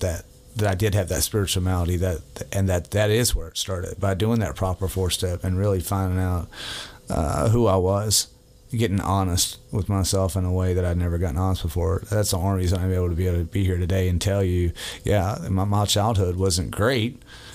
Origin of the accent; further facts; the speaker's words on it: Virginia Beach, Virginia, United States; born there; I'm a military brat. I was born in Virginia Beach, Virginia.